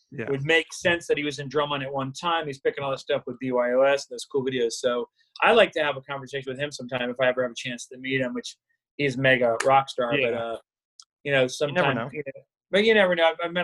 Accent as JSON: {"language": "English", "region": "Florida", "country": "United States", "tie": "born or raised there", "said": "I grew up in South Florida. I was always at the Keys. I was always at the beach."}